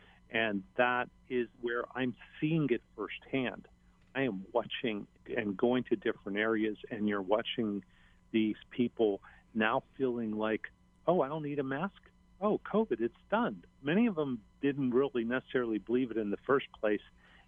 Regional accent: Hawaii, United States; people kind of know I'm from Hawaii. I don't hide the fact I'm very proud of my home.

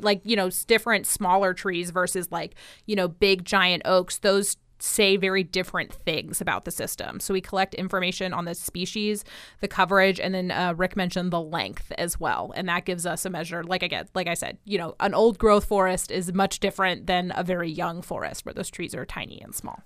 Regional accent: New Jersey, United States; now in Florida, United States; I grew up in New Jersey

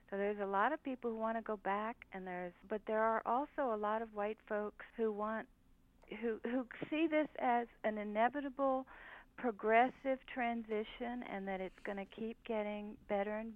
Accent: the South, United States; Well, you know, I grew up in the South and now I live in the North

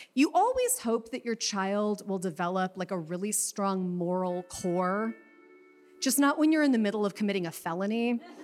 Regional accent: Chicago, Illinois, United States; I am from Chicago

